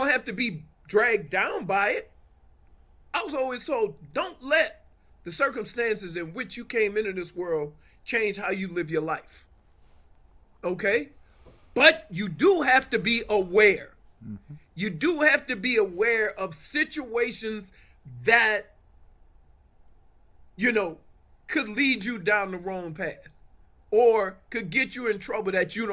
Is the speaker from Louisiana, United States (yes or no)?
yes; New Orleans, Louisiana, United States; moved away; I grew up in the Ninth Ward of New Orleans. I left New Orleans